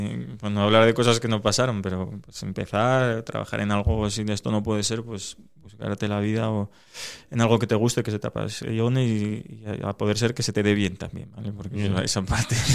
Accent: Asturias, Spain; porque somos casi todos asturianos

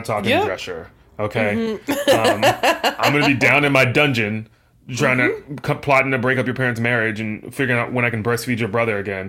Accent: the South, United States; I come from the South

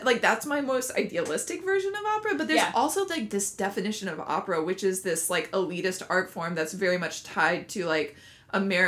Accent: North Carolina, United States; moved away; I grew up in North Carolina into a family who just absolutely hates opera

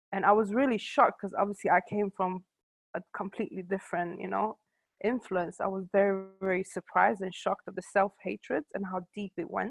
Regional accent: Sweden; moved away; also born or lived in New York, United States; I grew up in Sweden with a lot of African friends

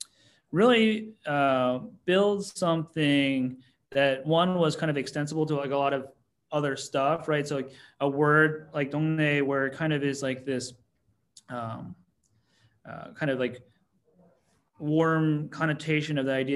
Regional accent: New York, United States; I'm from the New York.

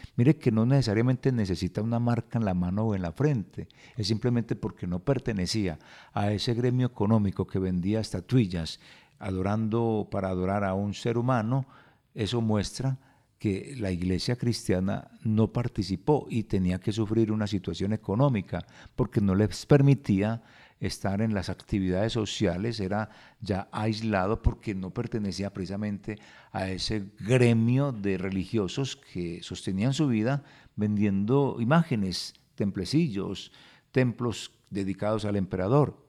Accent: Colombia; si nosotros como colombianos no observamos

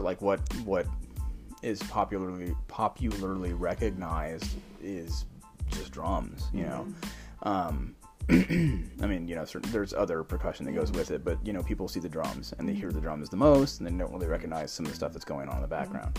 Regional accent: San Antonio, Texas, United States; now in Dallas-Fort Worth, United States; I'm from San Antonio

